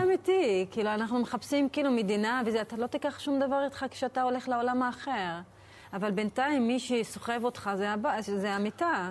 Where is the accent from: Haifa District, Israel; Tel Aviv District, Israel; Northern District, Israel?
Northern District, Israel; Acre; now in Jaffa, Israel; שגדלתי דווקא בעכו